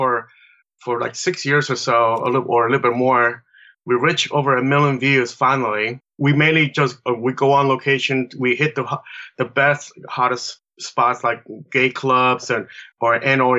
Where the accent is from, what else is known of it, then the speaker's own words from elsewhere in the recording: Chile; now in San Pablo, United States; I am from Chile, South America. I've been here for 40 years now.